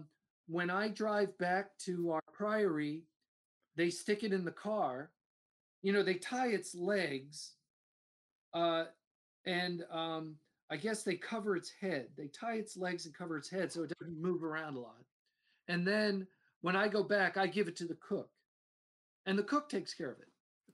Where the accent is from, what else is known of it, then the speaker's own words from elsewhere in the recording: Alexandria, Virginia, United States; I'm a city boy. {S2} Yeah. {S1} So I'm from Alexandria, Virginia.